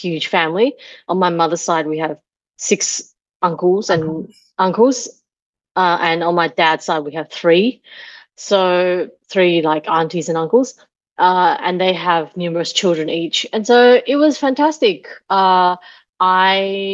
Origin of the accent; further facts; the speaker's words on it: Australia; to be Asian growing up in Australia